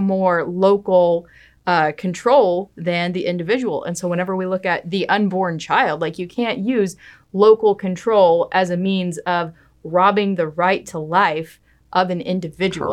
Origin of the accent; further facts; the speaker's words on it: West Texas, United States; I'm from West Texas. I am very proud of West Texas because we are a very conservative area